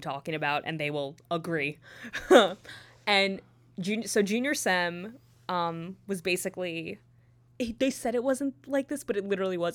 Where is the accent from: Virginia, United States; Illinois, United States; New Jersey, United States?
New Jersey, United States; near New Brunswick; also born or lived in Purchase, New York; ten minutes away from where I grew up